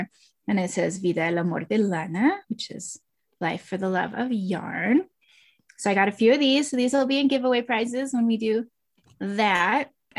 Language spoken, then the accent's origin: English; Houston, Texas, United States; I grew up in Houston and I always really identified more with Latin American and Mexican art growing up because that's the sort of hair I have.